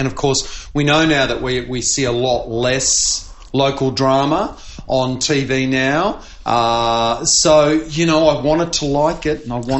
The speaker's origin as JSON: {"language": "English", "region": "Queensland", "country": "Australia", "said": "as a Queenslander"}